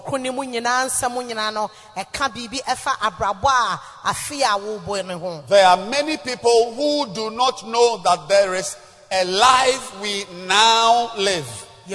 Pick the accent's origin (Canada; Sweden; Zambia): Zambia; moved away; I came from Zambia